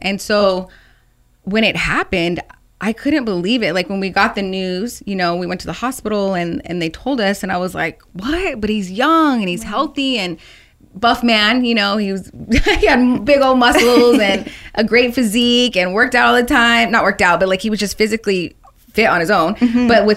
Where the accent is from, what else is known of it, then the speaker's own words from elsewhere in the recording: Phoenix, Arizona, United States; This is my hometown, and mm-hmm. I love being from Phoenix, Arizona. I originally grew up in the West Valley.